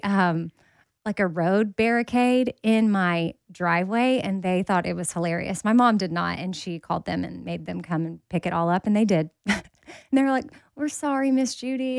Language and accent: English; Texas, United States; I'm from Texas